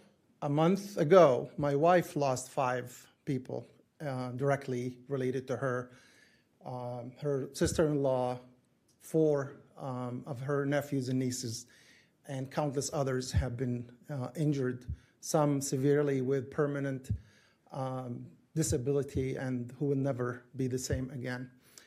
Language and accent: English; Gaza, Gaza Strip, Palestine; moved away as an adult; now in Blaine, United States; I was born in Gaza, lived there for almost 30 years before coming to the United States. That's 25 years ago.